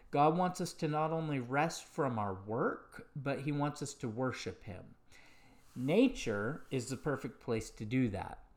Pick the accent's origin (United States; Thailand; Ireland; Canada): United States; Bozeman, Montana; growing up in Bozeman, Montana and always keeping the Sabbath from the time I was little